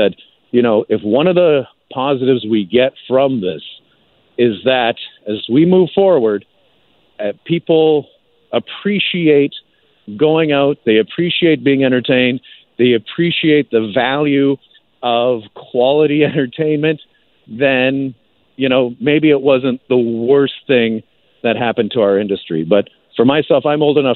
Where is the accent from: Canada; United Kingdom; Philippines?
Canada; as a Canadian performer